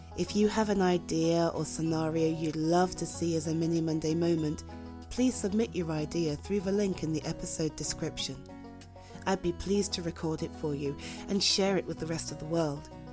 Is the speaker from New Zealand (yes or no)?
no; United Kingdom; I'm too British.